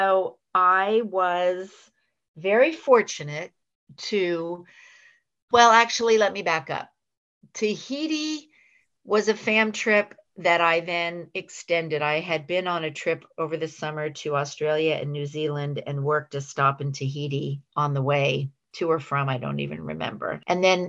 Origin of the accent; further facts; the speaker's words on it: San Francisco, California, United States; I worked in a few different hospitals in the San Francisco area where I was born and raised. I'm a native San Franciscan, which is a rare breed.